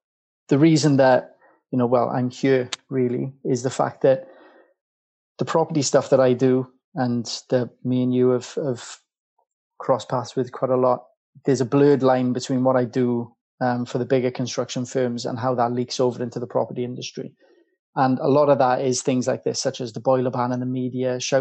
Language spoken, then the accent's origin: English; Welsh, Wales, United Kingdom; now in London, United Kingdom; being Welsh